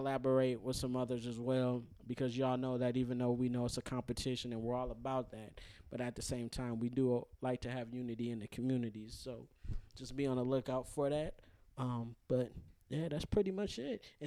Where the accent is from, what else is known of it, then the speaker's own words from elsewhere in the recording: Minnesota, United States; we're from Minnesota